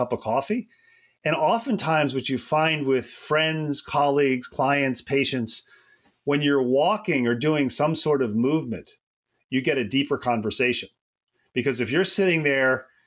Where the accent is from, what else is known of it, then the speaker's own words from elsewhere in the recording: upstate New York, United States; moved away as an adult; also born or lived in Kentucky / Georgia / Alabama / Florida; I grew up in upstate New York.